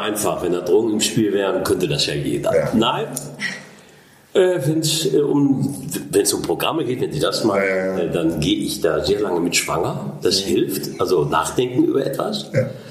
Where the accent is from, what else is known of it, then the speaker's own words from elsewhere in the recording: Ruhr area, North Rhine-Westphalia, Germany; ich bin durch Zufall im Ruhrgebiet geboren und da auch äh, lebe da auch